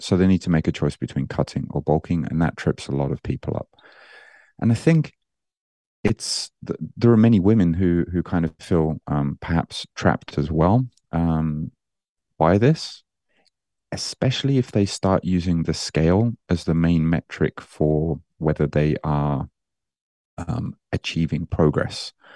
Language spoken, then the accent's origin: English; Birmingham, West Midlands, United Kingdom; moved away as an adult; now in Japan; I'm originally, you, you might, uh, hear that I don't sound very Japanese. Uh, I'm from Birmingham in the U K